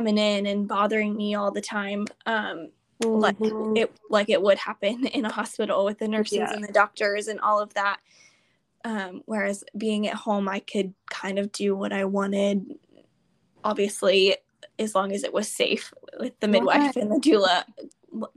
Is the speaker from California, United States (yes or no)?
no; Houston, Texas, United States; We're from Houston